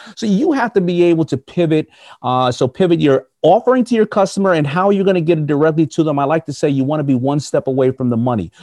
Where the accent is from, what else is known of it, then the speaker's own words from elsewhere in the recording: United States; I'm an American